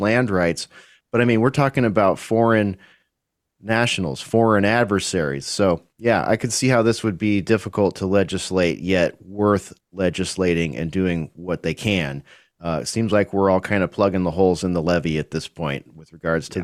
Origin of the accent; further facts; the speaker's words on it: United States; As an American